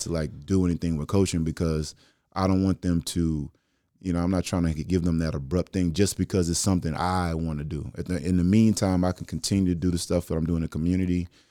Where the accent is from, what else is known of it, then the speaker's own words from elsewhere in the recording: Dallas, Texas, United States; now in Houston, United States; me growing up in Dallas and being from Texas